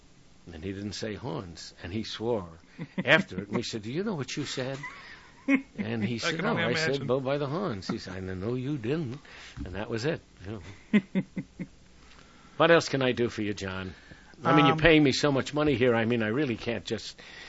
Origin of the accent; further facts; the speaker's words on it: New York City, New York, United States; now in West Coast, United States; I am a New Yorker. I live on the coast now.